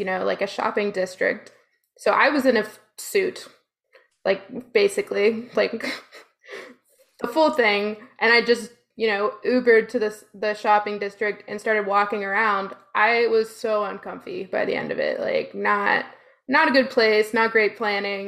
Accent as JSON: {"language": "English", "region": "Texas", "country": "United States", "tie": "born or raised there", "said": "growing up in Texas"}